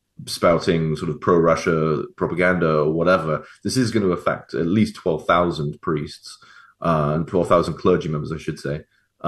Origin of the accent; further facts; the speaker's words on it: England, United Kingdom; as an English Catholic